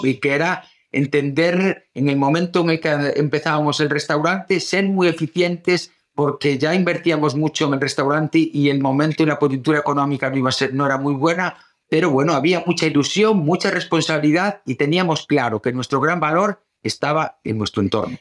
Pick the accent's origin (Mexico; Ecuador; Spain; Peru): Spain; O Grove, Galicia; moved away; venirnos para el pueblo